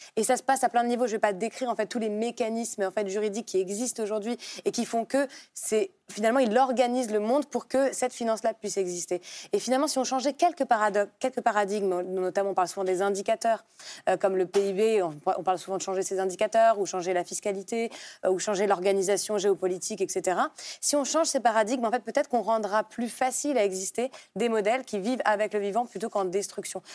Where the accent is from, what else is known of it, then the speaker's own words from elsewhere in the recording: Paris, Île-de-France, France; je suis née à Paris, j'ai grandi à Paris